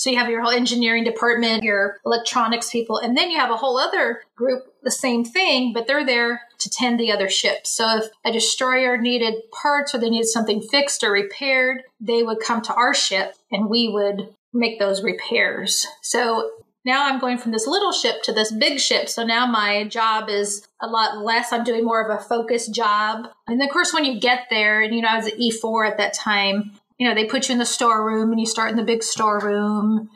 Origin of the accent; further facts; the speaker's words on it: Bay Area, California, United States; moved away as an adult; I'm from the Bay Area.